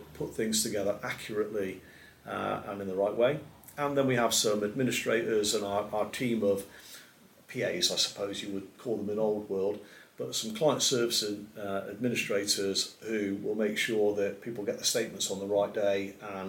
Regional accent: Gloucestershire, South West England, United Kingdom; now in Shropshire, United Kingdom; I was born in Gloucestershire. And when I moved to Shropshire, my mother thought I'd gone to the other side of the world

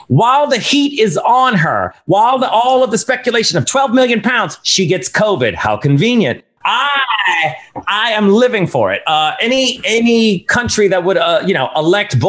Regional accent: United States; as an American

